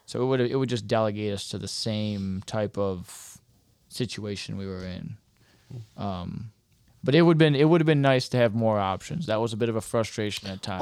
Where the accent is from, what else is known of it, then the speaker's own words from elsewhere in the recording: Michigan, United States; from Michigan